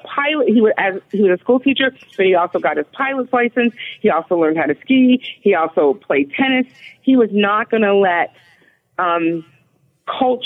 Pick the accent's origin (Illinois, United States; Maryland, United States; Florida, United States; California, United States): California, United States; Los Angeles; moved away; also born or lived in Philadelphia; I grew up in Los Angeles in a neighborhood